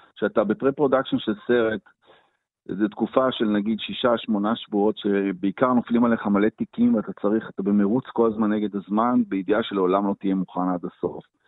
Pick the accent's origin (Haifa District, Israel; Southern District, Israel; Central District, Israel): Haifa District, Israel; Haifa; born or raised there